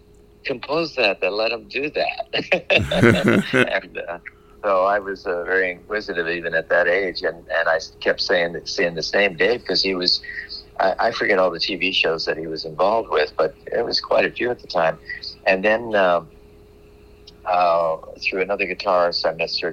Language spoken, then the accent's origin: English; Los Angeles, California, United States; when I was a teenager growing up in Los Angeles